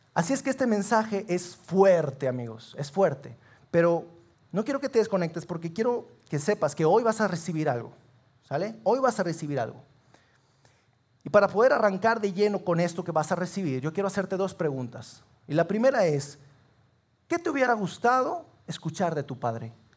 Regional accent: Sabinas, Coahuila, Mexico; nosotros somos de Sabinas

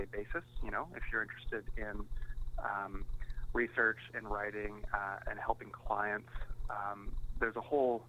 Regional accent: Yellowknife, Northwest Territories, Canada; moved away; I'm from Yellowknife Northwest Territories

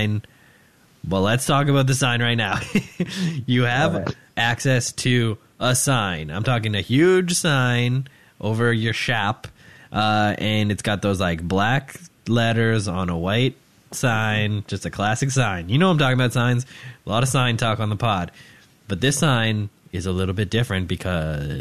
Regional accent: Canada; being Canadian

